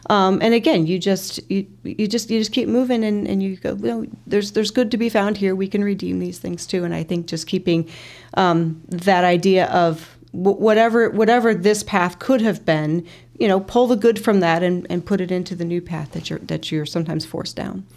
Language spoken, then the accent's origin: English; Peoria, Illinois, United States; I'm originally from Peoria